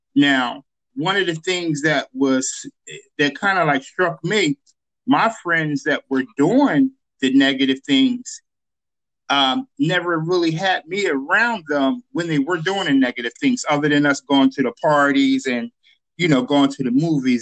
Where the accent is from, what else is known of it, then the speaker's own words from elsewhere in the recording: Chester, Pennsylvania, United States; I'm originally from Chester, born and raised in Chester, went to Chester High School